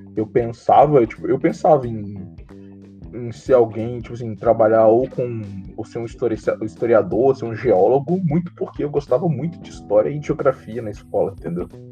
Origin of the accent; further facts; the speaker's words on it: Guarani, Brazil; Eu sou de Guarani, Atualmente é em Guarani, por causa da quarentena